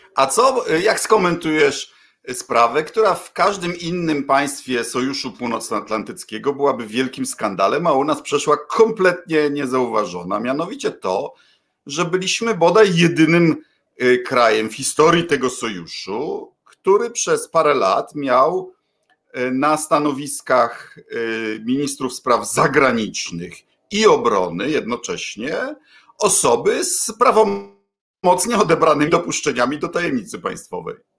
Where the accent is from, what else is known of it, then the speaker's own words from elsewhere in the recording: Poland; obydwaj chodziliśmy do PRL-owskich szkół